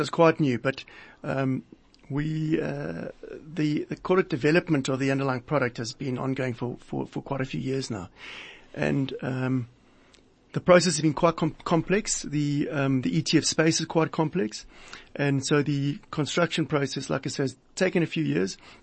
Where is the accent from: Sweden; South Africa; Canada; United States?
South Africa; as a South African, uh, living and working in this country